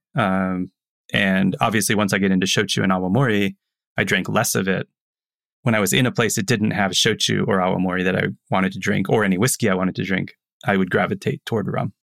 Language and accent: English; Tampa, Florida, United States; moved away; also born or lived in New York City; growing up in Tampa, the old man smoking cigars, drinking rum